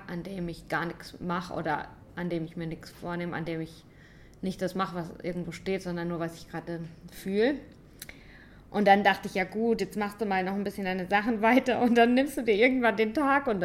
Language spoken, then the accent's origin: German; St. Leon-Rot, Baden-Württemberg, Germany; Ich komme aus St. Leon Roth. Ich habe noch nie nicht in Deutschland gelebt.